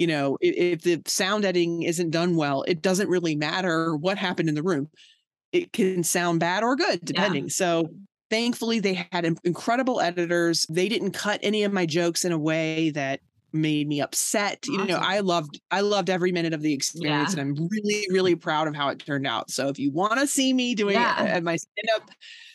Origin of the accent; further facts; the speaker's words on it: Virginia, United States; I grew up in Virginia